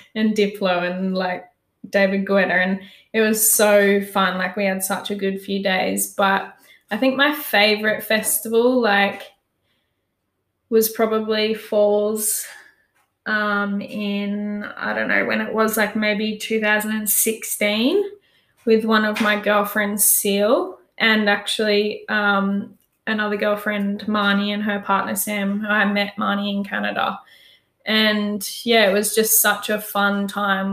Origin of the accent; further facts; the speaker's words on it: Pomona, Queensland, Australia; i grew up on the sunshine coast in queensland um, moved through a few different towns growing up, but um, ended up in a little town called Pomona